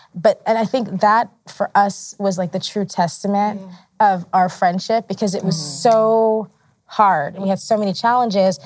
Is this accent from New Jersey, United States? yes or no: no; New York City, New York, United States; I am American, grew up in New York, like Rosario, New York